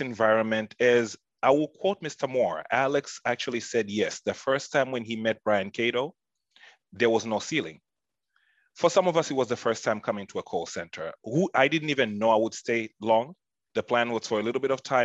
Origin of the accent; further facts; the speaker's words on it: Tanzania; moved away; I'm from Tanzania, East Africa